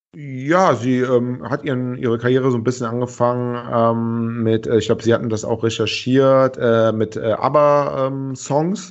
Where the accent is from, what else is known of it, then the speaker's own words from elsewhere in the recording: Cologne, North Rhine-Westphalia, Germany; als Kölner